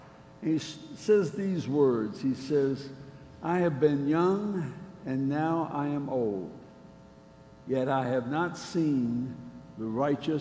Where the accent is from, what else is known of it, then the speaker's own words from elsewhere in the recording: Charleston, West Virginia, United States; I was born in Charleston, West Virginia.